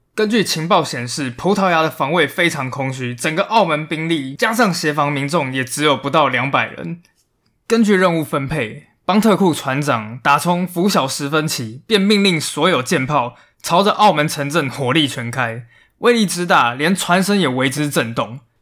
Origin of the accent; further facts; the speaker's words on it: Taiwan; 我们台湾人其实也应该要比世界上其他人都还要更有国际观